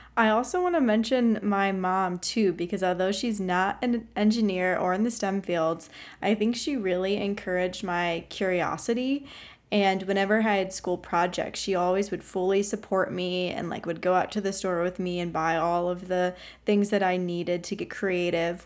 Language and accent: English; Ohio, United States; moved away as an adult; also born or lived in Pittsburgh, Pennsylvania; my home state of Ohio